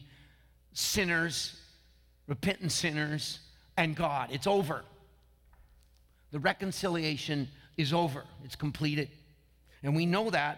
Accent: Franklin Canyon, near Martinez, California, United States; also born or lived in Vallejo, California; it's my hometown. I grew up right through that underpass on the way to Martinez, right there by the Franklin Canyon Golf Course

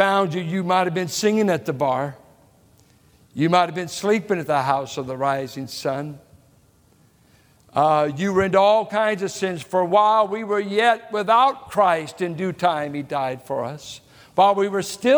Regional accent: Richmond, California, United States; also born or lived in San Pablo, California; as a boy growing up in Richmond and San Pablo

